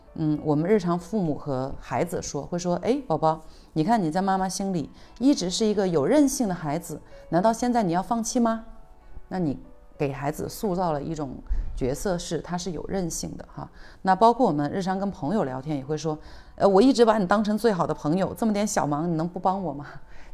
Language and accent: Chinese; China; 我们中国人